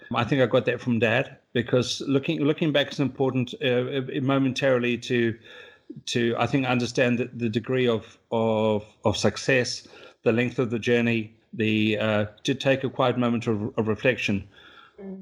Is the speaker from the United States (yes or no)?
no; South Africa; also born or lived in New Zealand; now in London, United Kingdom; I am South African by birth